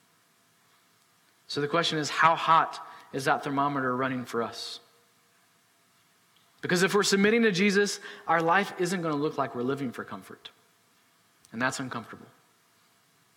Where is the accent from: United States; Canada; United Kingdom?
United States; as American citizens